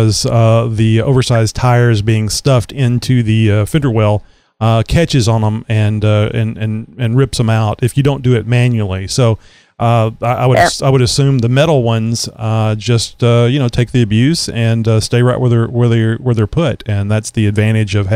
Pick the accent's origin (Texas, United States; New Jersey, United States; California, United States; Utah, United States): Texas, United States; being a Texan